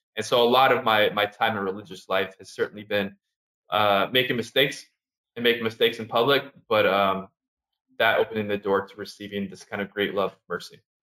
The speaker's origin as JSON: {"language": "English", "area": "Orange County", "region": "California", "country": "United States", "also_born_or_lived": "New York", "moved": "as an adult", "lives_now": "Harlem, New York, United States", "said": "I'm originally from Southern California, so Orange County, California"}